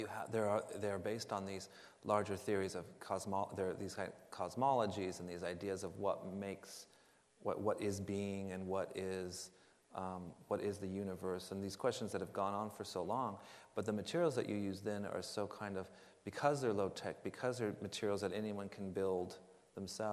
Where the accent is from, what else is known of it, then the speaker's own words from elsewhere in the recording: Los Angeles, California, United States; I was born in Los Angeles